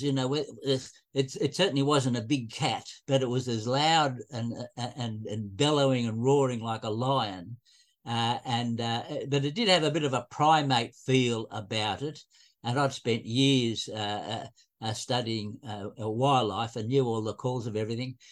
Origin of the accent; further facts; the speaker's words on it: Sydney, New South Wales, Australia; growing up in Sydney, uh, in and I was growing up in the 1950s